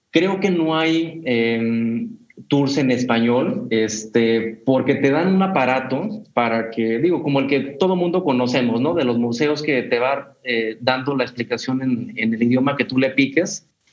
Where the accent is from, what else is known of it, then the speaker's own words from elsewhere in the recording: Mexico; venimos de México